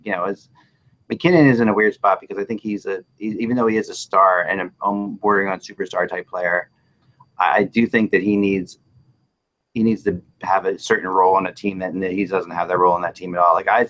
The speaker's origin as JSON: {"language": "English", "town": "Philadelphia", "region": "Pennsylvania", "country": "United States", "said": "I'm from Philly, so I just put Yo in front of anything."}